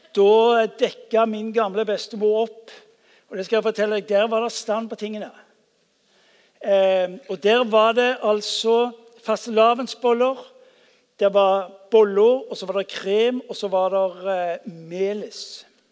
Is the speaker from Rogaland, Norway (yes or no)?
yes; Stavanger, Rogaland, Norway; jeg vokste opp på Ullandhaug